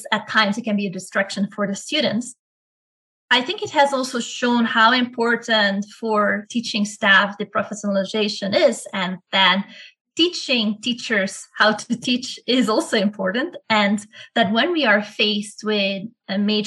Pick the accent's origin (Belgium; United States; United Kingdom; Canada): Belgium; moved away as an adult; also born or lived in Ecuador / Netherlands; I'm originally from Belgium, and I did my undergraduate and then first master's degree in Belgium